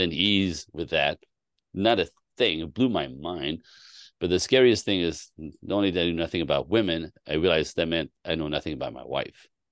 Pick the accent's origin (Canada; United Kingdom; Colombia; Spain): Canada; I was born in Canada.